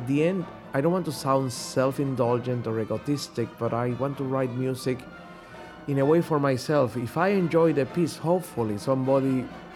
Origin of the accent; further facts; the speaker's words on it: Puerto Rico; moved away; also born or lived in Europe; growing up in Puerto Rico, this was before I went to study in Europe